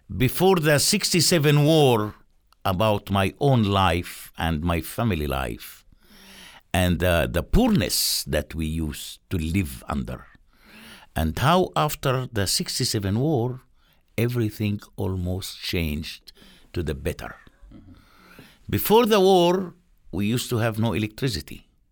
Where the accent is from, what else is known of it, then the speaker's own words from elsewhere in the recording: Palestine; moved away as an adult; now in Jericho, Palestine; I'm a person who grown up and developed in a refugee camp for 33 years.